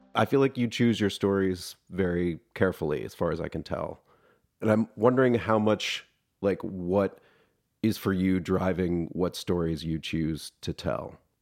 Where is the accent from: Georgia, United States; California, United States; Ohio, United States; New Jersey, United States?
Georgia, United States; Atlanta; I'm also from Atlanta